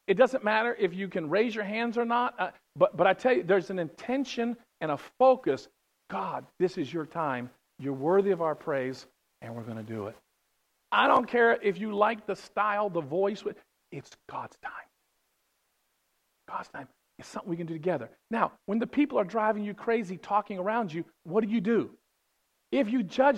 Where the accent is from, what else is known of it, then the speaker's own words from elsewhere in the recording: West Virginia, United States; I'm from West Virginia.